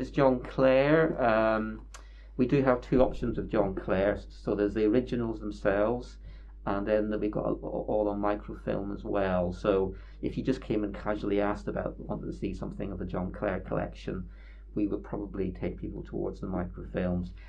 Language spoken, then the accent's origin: English; Bangor, Northern Ireland, United Kingdom; now in Northampton, United Kingdom; I come from Bangor in Northern Ireland.